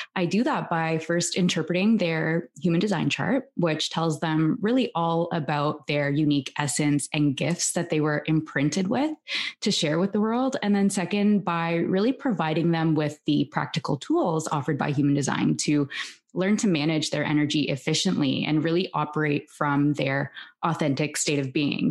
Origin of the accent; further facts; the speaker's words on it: Toronto, Ontario, Canada; now in Barcelona, Spain; I'm originally from Toronto and I'm currently living in Barcelona with my husband and my daughter